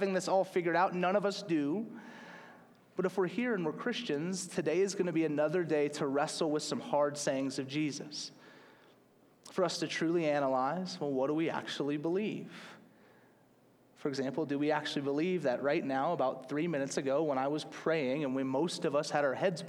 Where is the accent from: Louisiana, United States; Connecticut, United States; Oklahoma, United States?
Louisiana, United States; Slidell; growing up in the South